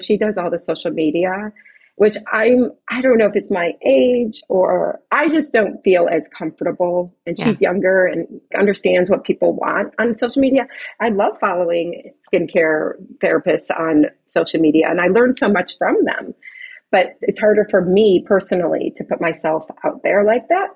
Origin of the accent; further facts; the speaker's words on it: Chicago, Illinois, United States; moved away as an adult; now in Pasadena, United States; I'm, I'm not native to California, I'm from Chicago